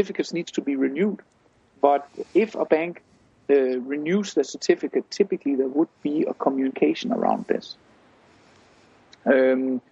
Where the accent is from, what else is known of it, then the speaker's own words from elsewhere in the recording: Denmark; I come from Denmark myself